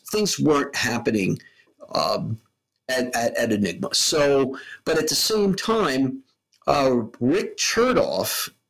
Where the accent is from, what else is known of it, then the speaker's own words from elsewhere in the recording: New York City, New York, United States; I mean, I'm from the South Bronx. Fuck Compton.